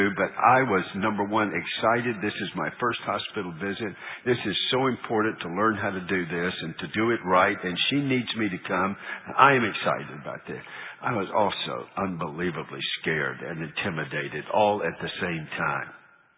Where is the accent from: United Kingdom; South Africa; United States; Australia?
United States; Charlotte, North Carolina; moved away; We're from Charlotte